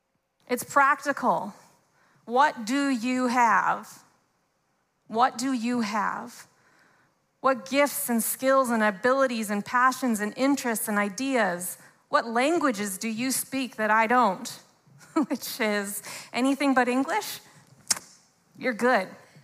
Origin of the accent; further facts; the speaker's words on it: Canada; Even if we're both born and raised in Canada, there's so many different ways and expressions.